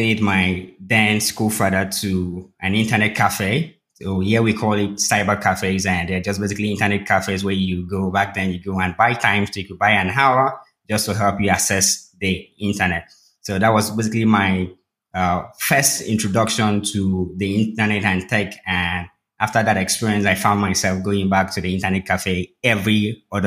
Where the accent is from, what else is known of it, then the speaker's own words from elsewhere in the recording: Uyo, Akwa Ibom, Nigeria; moved away as an adult; now in Lagos, Nigeria; I grew up in a city called Uyo, which is in the Niger Delta region of Nigeria.